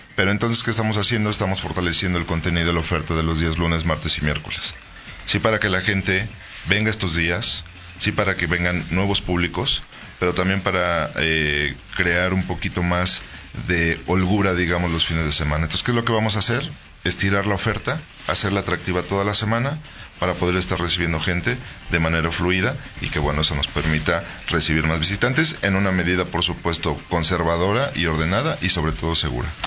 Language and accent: Spanish; Guanajuato, Mexico; nos define como guanajuatenses pero también como mexicanos